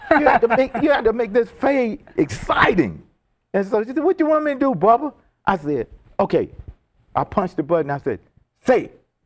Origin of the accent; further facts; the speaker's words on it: Atlanta, Georgia, United States; we're from Atlanta, Georgia.